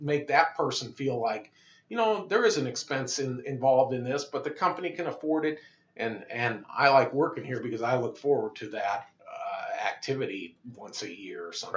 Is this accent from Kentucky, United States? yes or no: no; Moline, Illinois, United States; I grew up in Moline, uh, home of uh, Deere and Company